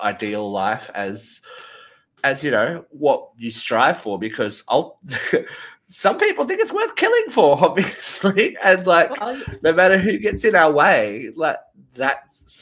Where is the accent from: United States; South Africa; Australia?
Australia; I'm Australian.